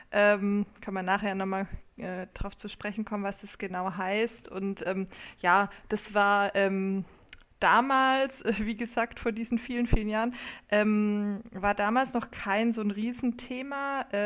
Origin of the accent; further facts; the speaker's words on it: Kornwestheim, Baden-Württemberg, Germany; now in Heidelberg, Germany; Ähm, ich komme eigentlich aus Kornwestheim bei Stuttgart. Ähm, also gute schwäbische Traditionen kann man, kann man, ja, auch, äh, kann man ja auch hier pflegen.